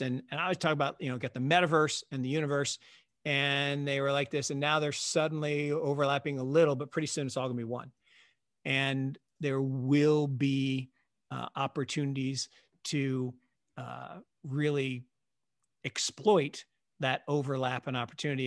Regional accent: Seattle, Washington, United States; I grew up in Seattle

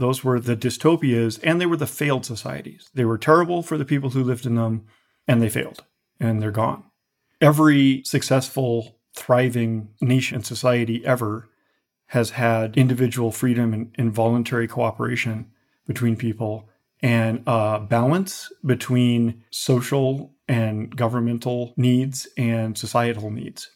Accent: United States; I'm an American patriot

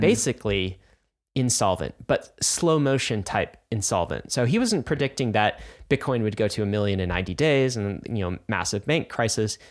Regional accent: United States; I'm an American

